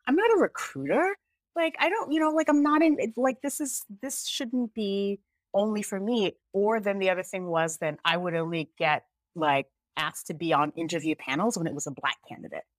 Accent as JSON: {"language": "English", "country": "United States", "tie": "born or raised there", "also_born_or_lived": "Jamaica", "said": "I'm actually Jamaican, but I grew up here"}